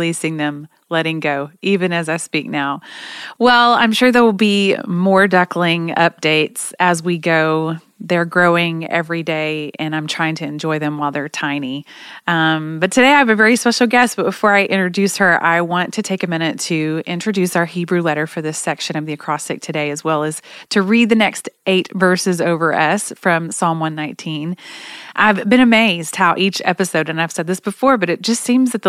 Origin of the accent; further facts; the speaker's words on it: Oklahoma, United States; I'm from Oklahoma